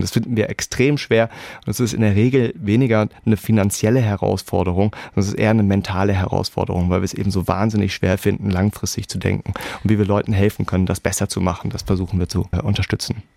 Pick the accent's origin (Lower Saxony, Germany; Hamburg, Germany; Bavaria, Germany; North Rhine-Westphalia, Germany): Hamburg, Germany; moved away as an adult; also born or lived in Berlin, Germany; now in Edinburgh, United Kingdom; meine Frau und ich, wir sind beide Hamburger